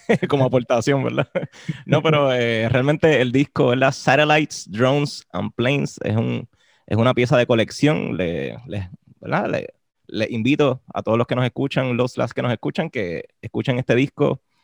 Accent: Puerto Rico; como puertorriqueños

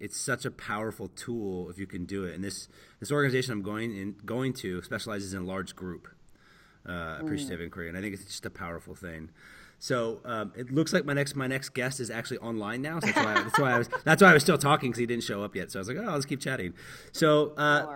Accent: United States; being American

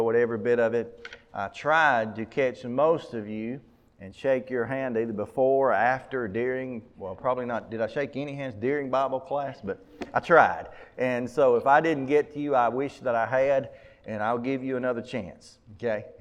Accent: Mumford, United States; I'm from Mumford

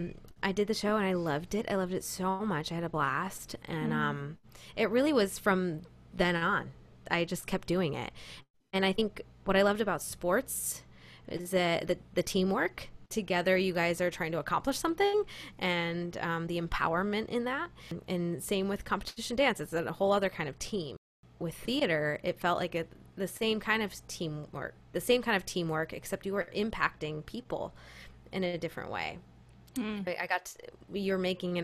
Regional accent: Rochester, New York, United States; I grew up in Rochester, New York, which is the real upstate New York.

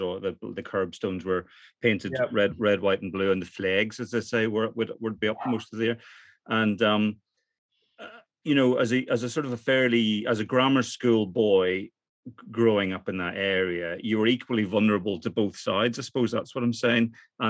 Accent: Lambeg, Northern Ireland, United Kingdom; moved away as an adult; also born or lived in London; I grew up in Lambeg, which is just up the road, as you know.

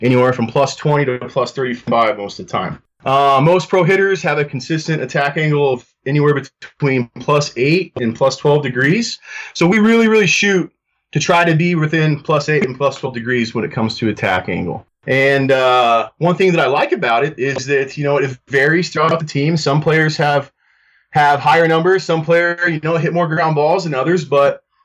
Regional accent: Greeley, Colorado, United States; I'm originally from Greeley, Colorado. Grew up, played at Greeley West High School

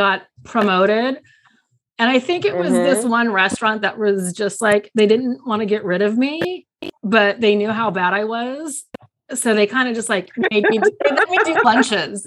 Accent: Modesto, California, United States; moved away; I grew up in Modesto

